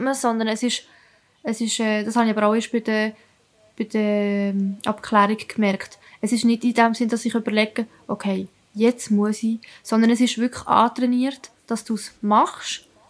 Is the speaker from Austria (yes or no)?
no; Italy; now in Switzerland; ich bin Italienerin